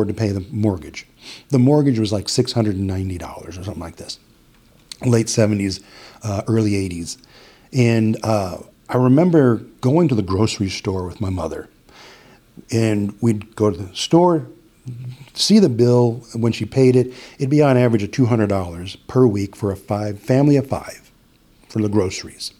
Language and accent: English; Las Vegas, Nevada, United States; born or raised there; also born or lived in Buffalo, New York; now in Green Bay, United States